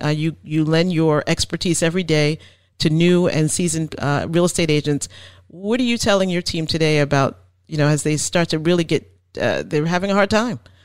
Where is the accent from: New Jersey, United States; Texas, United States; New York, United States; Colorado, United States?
New Jersey, United States; now in Maine, United States; I'm from New Jersey